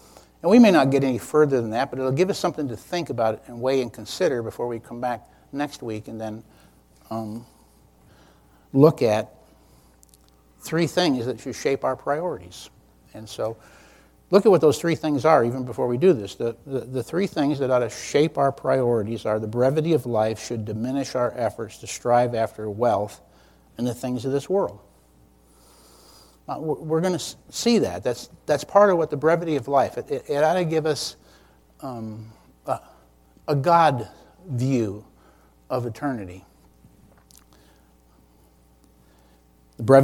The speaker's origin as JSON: {"language": "English", "region": "New York", "country": "United States", "moved": "yes", "lives_now": "Lynchburg, Virginia, United States", "said": "I'm from New York State"}